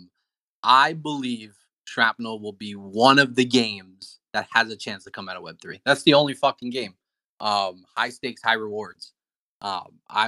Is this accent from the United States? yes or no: yes; United States; I'm from Fort Lee, fucking Washington Heights